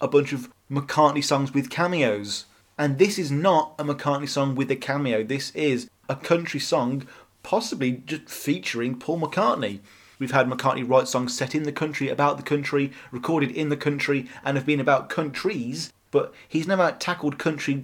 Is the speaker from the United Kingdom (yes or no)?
yes; United Kingdom; as a British millennial